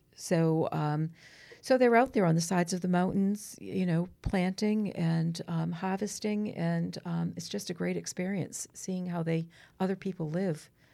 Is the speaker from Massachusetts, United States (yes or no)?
yes; Gloucester, Massachusetts, United States; I grew up on Granite Street in Gloucester, very Italian Jewish neighborhood